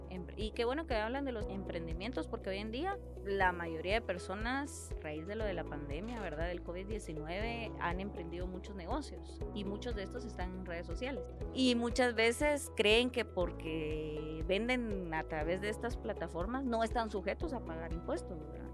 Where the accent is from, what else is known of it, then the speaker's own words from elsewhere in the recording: Guatemala; Muchos como chapines